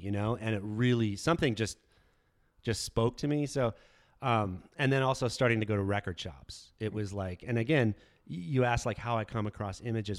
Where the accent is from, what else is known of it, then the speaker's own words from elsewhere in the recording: Tucson, Arizona, United States; I grew up in Tucson